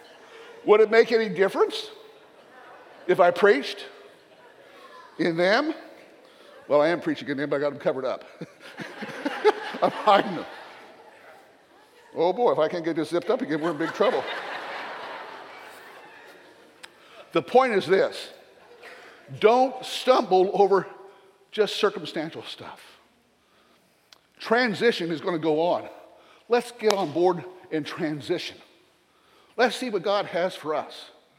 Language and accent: English; the South, United States; accent: Southern; my Southern accent